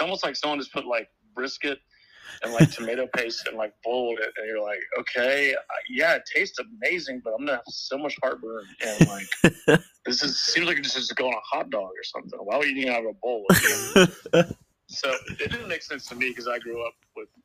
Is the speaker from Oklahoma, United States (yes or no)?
no; Houston, Texas, United States; I'm born and raised in Houston, so I'm born a Texan